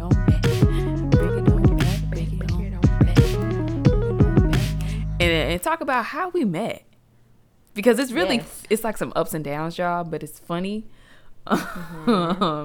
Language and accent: English; Stone Mountain, Georgia, United States; I'm originally from Stone Mountain, Georgia. I've lived here all my life